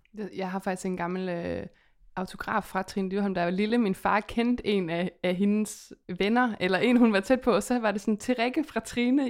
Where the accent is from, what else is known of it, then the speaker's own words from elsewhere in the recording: West Jutland, Central Denmark Region, Denmark; vi kommer begge to fra Vestjylland